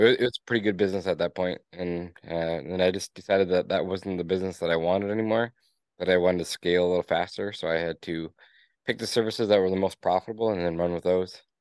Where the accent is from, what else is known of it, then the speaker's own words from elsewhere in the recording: Escanaba, Michigan, United States; I was born and raised in Escanaba, Michigan, in the Upper Peninsula of Michigan